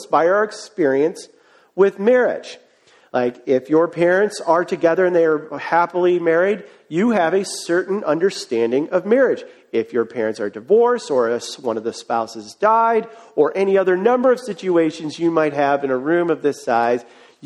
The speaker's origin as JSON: {"language": "English", "town": "Cleveland", "region": "Ohio", "country": "United States", "tie": "born or raised there", "moved": "yes", "said": "I am from Cleveland, Ohio"}